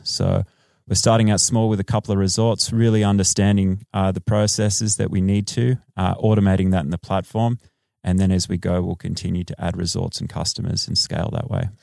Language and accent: English; Australia; moved away as an adult; now in Los Angeles, United States; I am Australian